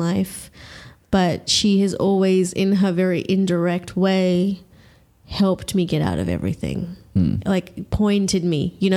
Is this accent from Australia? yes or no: yes; Australia; I am Australian. I've lived here all my life.